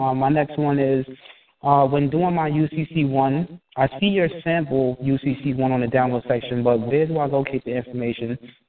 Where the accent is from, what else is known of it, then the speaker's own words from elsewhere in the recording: New York, United States; now in Delaware, United States; I was born in New York, but, you know, of course, you know, now I live in Delaware.